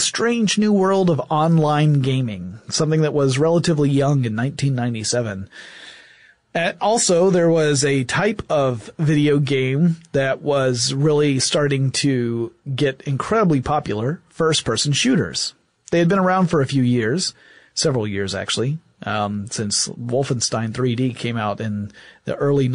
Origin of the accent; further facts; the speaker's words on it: Atlanta, Georgia, United States; my hometown of Atlanta, Georgia.